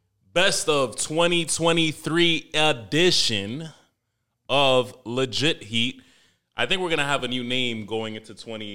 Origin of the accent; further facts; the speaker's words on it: New York City, New York, United States; I'm from Manhattan.